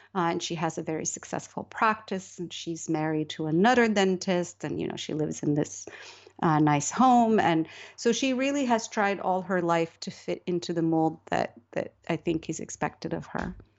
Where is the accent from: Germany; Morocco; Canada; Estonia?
Morocco; moved away; also born or lived in United Kingdom / United States; I was born and raised in Morocco